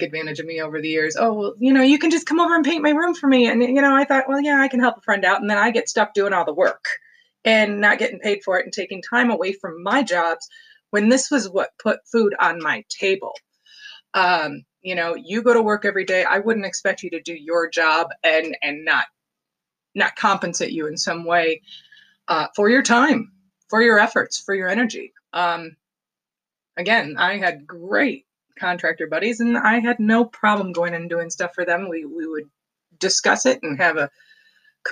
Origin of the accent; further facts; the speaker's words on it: Detroit, Michigan, United States; moved away; also born or lived in Highland, Michigan / Farmington Hills, Michigan / Pinckney, Michigan; I do claim it as my hometown because I was born there. I was not raised there, but I went to school there, and I lived on the outskirts